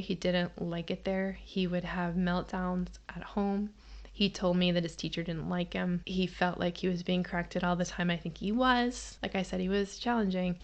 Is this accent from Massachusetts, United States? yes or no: yes; Massachusetts, United States; I grew up in Massachusetts